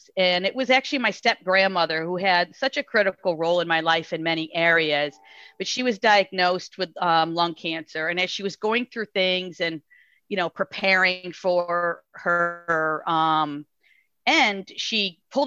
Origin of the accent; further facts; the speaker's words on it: Cayuga Lake, New York, United States; I grew up on Cayuga Lake, mostly on a boat